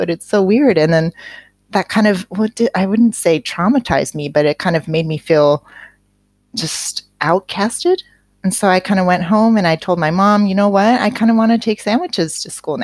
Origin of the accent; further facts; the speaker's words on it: Seattle, Washington, United States; I grew up in Seattle